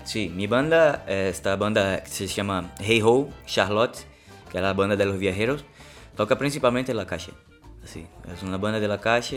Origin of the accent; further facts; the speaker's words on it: Recife, Pernambuco, Brazil; Spanish is a second language; moved away; soy de Recife, Pernambuco, Brasil